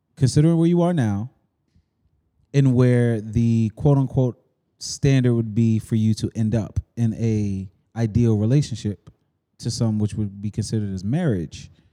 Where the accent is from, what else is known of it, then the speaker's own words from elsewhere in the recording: United States; also born or lived in East Elmhurst; a young nigga growing up on Washington Ave